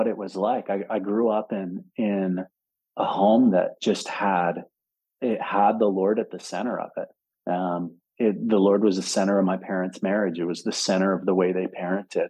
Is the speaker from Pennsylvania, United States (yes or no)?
yes; Philadelphia, Pennsylvania, United States; moved away as an adult; also born or lived in Denver; I grew up in Philadelphia